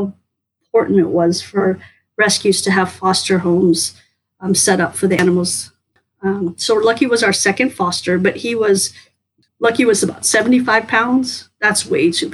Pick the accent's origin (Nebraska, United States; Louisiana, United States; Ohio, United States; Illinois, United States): Nebraska, United States; Lincoln; moved away as an adult; also born or lived in Cairo, Egypt / Saudi Arabia / Florida; when I was 10, we moved to Lincoln, Nebraska, which is what I call my hometown, where I went to high school and graduated.